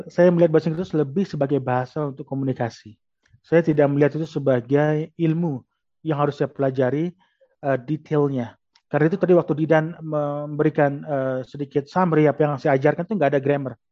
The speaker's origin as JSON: {"language": "Indonesian", "town": "Lombok", "region": "West Nusa Tenggara", "country": "Indonesia", "tie": "born or raised there", "said": "saya besar di Lombok, jadi daerah wisata."}